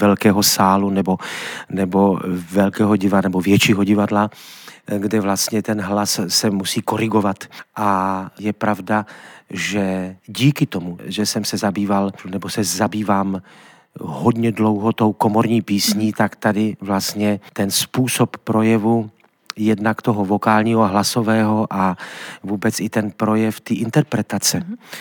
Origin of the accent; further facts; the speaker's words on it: Trenčín, Trenčín Region, Slovakia; moved away as an adult; also born or lived in Sofia, Bulgaria; do Trenčina, do mého rodného města